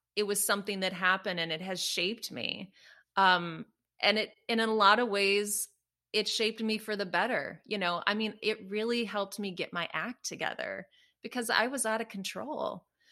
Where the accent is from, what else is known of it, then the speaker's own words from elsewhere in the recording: Minnesota, United States; moved away as an adult; also born or lived in Chicago; we ended up moving to Minnesota, um, so back to my hometown